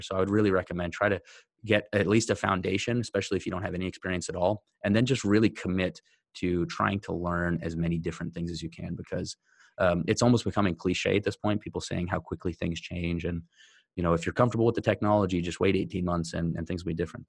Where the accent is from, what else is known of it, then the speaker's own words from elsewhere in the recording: United States; a white guy growing up in America